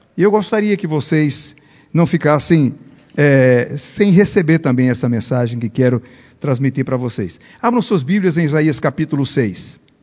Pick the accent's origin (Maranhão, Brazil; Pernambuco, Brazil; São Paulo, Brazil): Pernambuco, Brazil; first language Portuguese; moved away as an adult; now in Bolivia; eu sou pernambucano